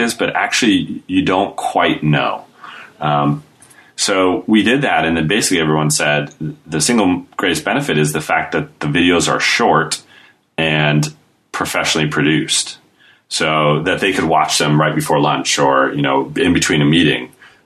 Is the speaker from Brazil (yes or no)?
no; United States; now in United Kingdom; I'm American, but I live in the UK